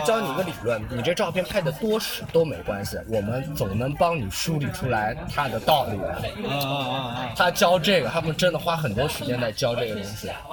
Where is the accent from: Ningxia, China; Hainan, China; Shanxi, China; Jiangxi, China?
Ningxia, China; 我爸是上海人，我妈是宁夏的，但是我在宁夏长大